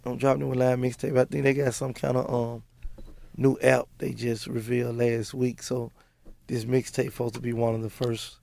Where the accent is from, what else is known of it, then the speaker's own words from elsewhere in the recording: Memphis, Tennessee, United States; I come from North Memphis